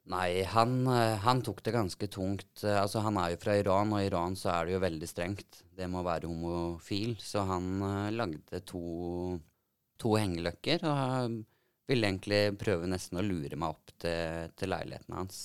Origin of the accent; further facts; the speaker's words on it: Telemark, Norway; Jeg eh, bor i Telemark og har bodd der så å si hele livet.